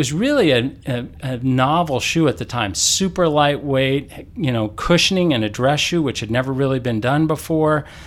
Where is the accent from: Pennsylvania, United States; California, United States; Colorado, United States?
Colorado, United States; moved away; also born or lived in Tulsa, Oklahoma; those were my two main sports growing up in Colorado